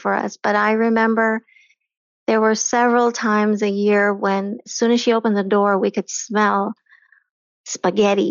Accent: North Carolina, United States; moved away as an adult; also born or lived in India / Florida / Ohio / Chicago; now in McKinney, United States; So I was born in India, and then I moved to the United States when I was two. I lived in Florida, Ohio, Chicago, but North Carolina is where I really grew up.

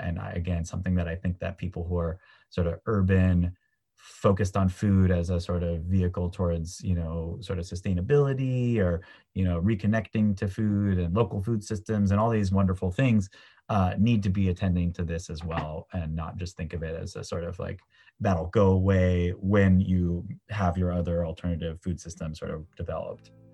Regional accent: San Francisco, California, United States; born and raised in San Francisco, California

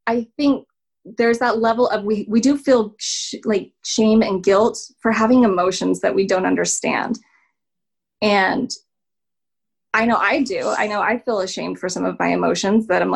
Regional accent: Salt Lake City, Utah, United States; I'm from Salt Lake.

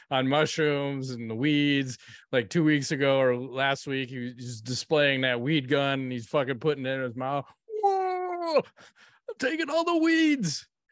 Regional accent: Chicago, Illinois, United States; We're from Chicago. I support the White Sox.

